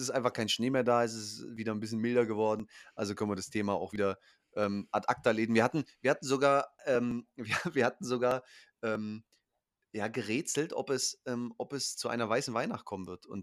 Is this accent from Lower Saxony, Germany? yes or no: yes; Hanover, Lower Saxony, Germany; born there; gut, ich bin auch in Hannover geboren, deswegen auch der Bezug.